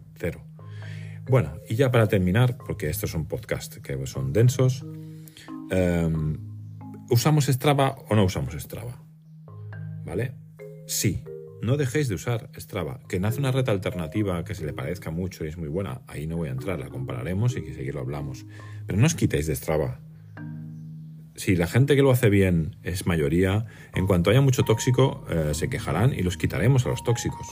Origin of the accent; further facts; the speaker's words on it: Mallorca, Balearic Islands, Spain; soy de Mallorca